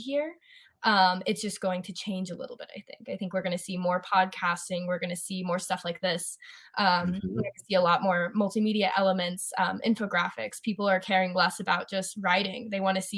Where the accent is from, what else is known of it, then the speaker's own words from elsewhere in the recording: Colorado, United States; I'm from Colorado. I'm a Colorado native.